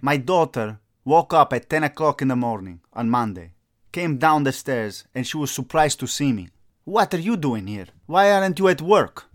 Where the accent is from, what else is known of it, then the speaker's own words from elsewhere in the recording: Italy; moved away; I'm from Italy